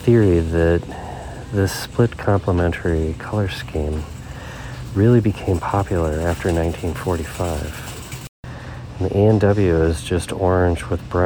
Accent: Minnesota, United States; I'm from Minnesota

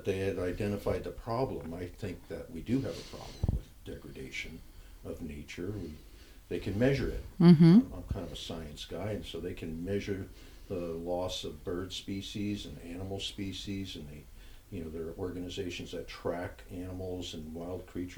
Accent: New Jersey, United States; now in Oregon, United States; I grew up in New Jersey

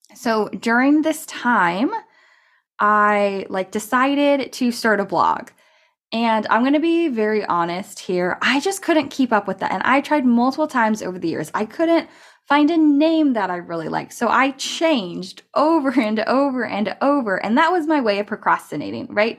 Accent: California, United States; also born or lived in Colorado; I'm from California, and I started a community college here

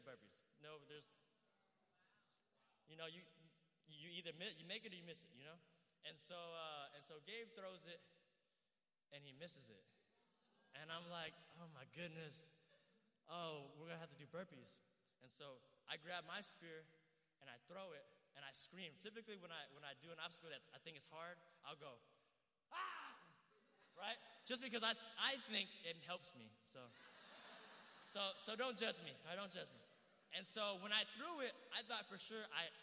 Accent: Houston, Texas, United States; I'm from Houston.

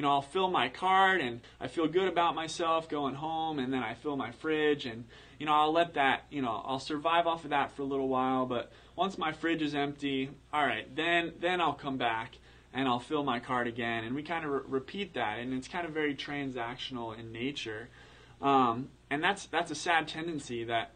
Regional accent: Pennsylvania, United States; I'm from Pennsylvania

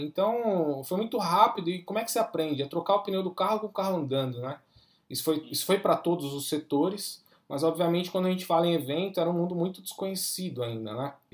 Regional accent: Brazil; nós estamos no Brasil, né? Nós somos latino-americano

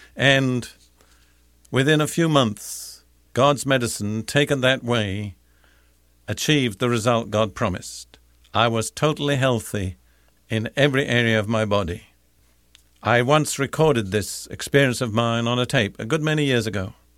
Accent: United Kingdom; moved away; I'm British by background

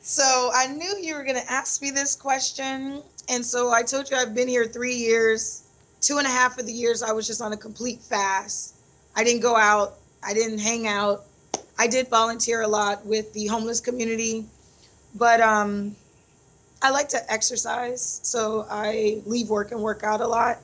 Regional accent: Phoenix, Arizona, United States; moved away as an adult; also born or lived in Detroit, Michigan / Kenya; now in Vallejo, United States; born and raised in Detroit, Michigan. Um, ran over to Phoenix, Arizona, following my mom. And when I was 10, of course, I had to go with her.

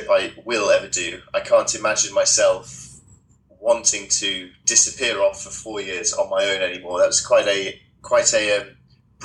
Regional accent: United Kingdom; I'm a British adventurer and author

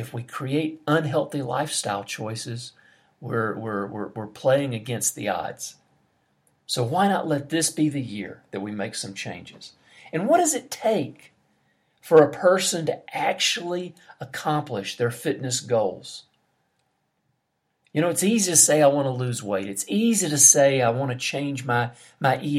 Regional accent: United States; now in Brazil; I'm an American.

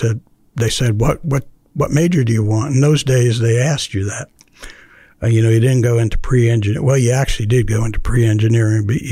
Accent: Miami, Florida, United States; moved away as an adult; also born or lived in Alabama; Miami, Florida

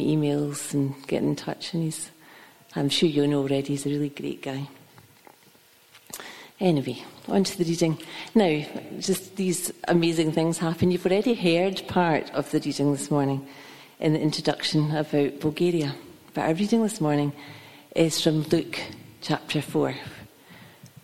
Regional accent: Kilmarnock, Scotland, United Kingdom; moved away; I'm originally from Kilmarnock

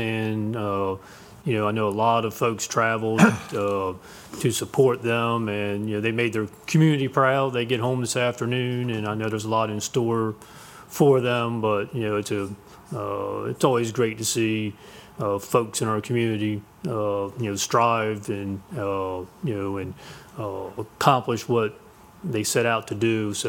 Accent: Delmar, Maryland, United States; It's my hometown. I grew up in Delmar

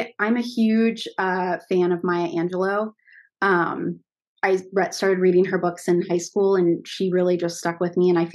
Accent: Milford, Ohio, United States; I grew up just right outside of it in a small town called Milford

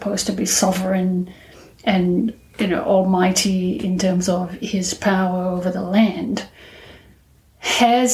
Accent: Australia; I'm an Australian lawyer

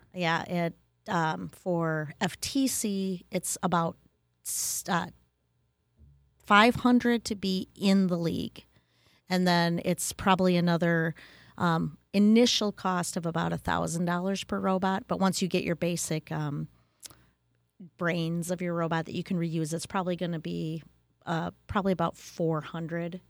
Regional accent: Wisconsin, United States; I grew up in Wisconsin

